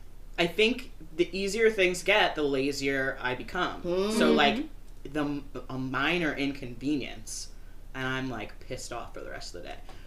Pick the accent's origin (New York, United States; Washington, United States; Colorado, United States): New York, United States; New Windsor; also born or lived in Newburgh, New York; I grew up in New Windsor.